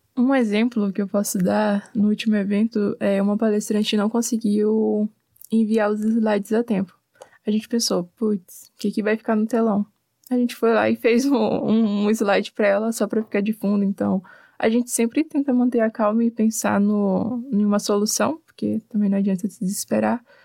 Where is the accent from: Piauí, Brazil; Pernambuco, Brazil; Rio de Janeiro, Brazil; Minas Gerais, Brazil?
Piauí, Brazil; Teresina; moved away as an adult; now in Curitiba, Brazil; Eu sou de Teresina, Piauí, bem no Nordeste